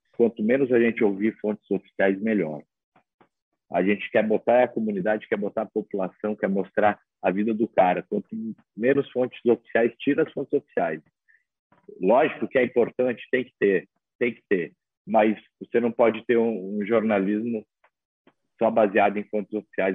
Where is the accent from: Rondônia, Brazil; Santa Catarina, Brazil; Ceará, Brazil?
Santa Catarina, Brazil; also born or lived in Mato Grosso do Sul; now in Acre, Brazil; eu sou catarinense, passei pelo Mato Grosso do Sul